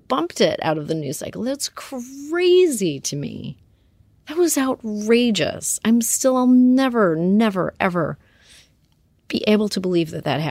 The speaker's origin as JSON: {"language": "English", "country": "Canada", "said": "I come from Canada. We don't care about the C word there."}